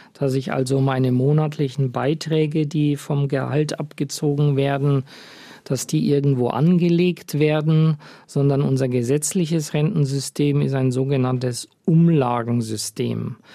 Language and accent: German; Germany; bei uns in Deutschland